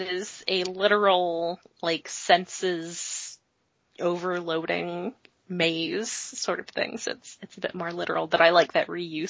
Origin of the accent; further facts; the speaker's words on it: United States; I, as an American